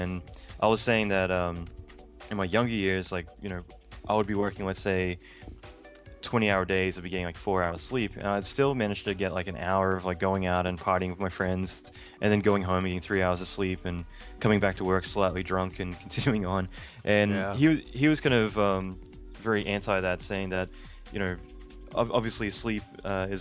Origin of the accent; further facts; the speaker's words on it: Australia; moved away as an adult; now in United States; being Australian